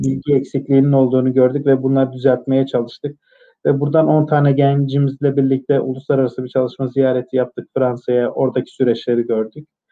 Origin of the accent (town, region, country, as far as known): Malatya, Turkey